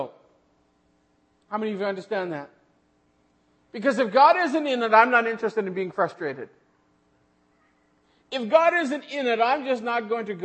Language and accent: English; Western Manitoba, Canada; moved away as an adult; also born or lived in Killarney, Manitoba; now in Namibia; we are from Western Manitoba